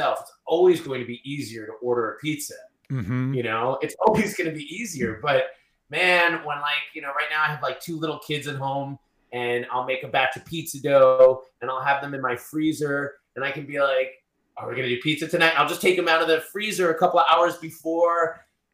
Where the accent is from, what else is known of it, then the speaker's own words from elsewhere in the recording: Long Island, New York, United States; moved away; where I grew up in Long Island